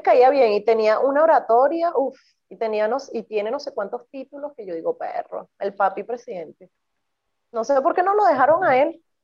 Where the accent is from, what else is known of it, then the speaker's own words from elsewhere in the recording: Venezuela; moved away; Y nací en Venezuela